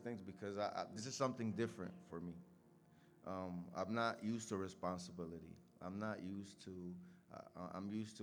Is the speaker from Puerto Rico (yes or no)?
yes; Puerto Rico; moved away; I'm from Puerto Rico. I grew up with my mom and my two brothers.